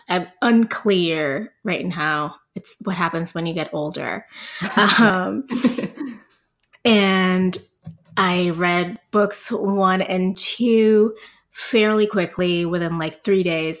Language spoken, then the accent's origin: English; Puerto Rico; moved away as an adult; also born or lived in El Paso, Texas; now in San Antonio, United States; I'm originally from Puerto Rico. I grew up, i, you know, in Puerto Rico up to when I was twenty-four